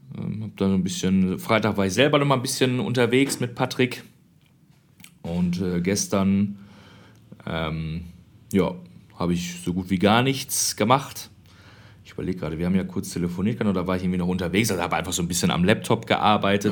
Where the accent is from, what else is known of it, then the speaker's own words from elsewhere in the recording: Germany; moved away as an adult; also born or lived in Austria; ich bin aus Deutschland